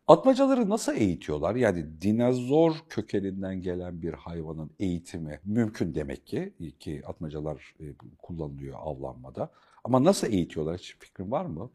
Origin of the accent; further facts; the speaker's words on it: Black Sea Region, Turkey; bir Karadenizli olarak